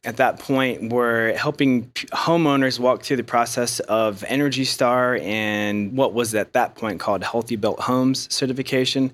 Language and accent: English; Ohio, United States; moved away as an adult; now in Asheville, United States; I grew up in Ohio